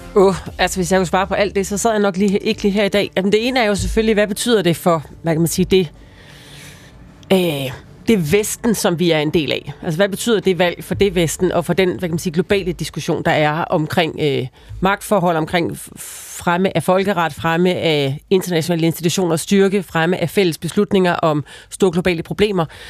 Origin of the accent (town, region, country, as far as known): Denmark